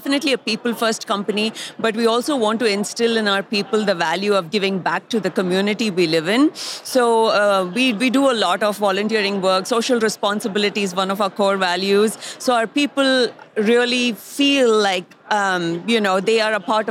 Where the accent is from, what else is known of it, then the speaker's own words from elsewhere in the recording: India; moved away as an adult; now in Bentonville, United States; I'm originally from India. I came to the United States about 15 years ago, and I've lived in Bentonville for about 10 years now.